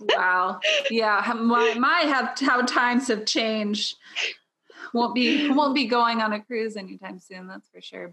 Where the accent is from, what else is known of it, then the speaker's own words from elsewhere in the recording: Southern Illinois, United States; I am from the Midwest, uh, Southern Illinois, not Chicago